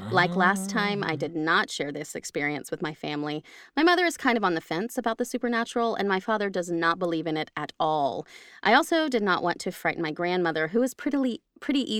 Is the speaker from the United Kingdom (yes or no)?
yes; England, United Kingdom; I'm from England. Next sentence. I'm from